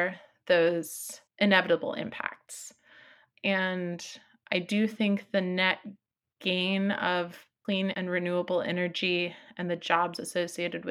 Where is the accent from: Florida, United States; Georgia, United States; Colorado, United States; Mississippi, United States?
Florida, United States; now in Humboldt County, United States; I grew up in Florida, in a part of Florida where most tribal people had been displaced for more than 150 years from that land.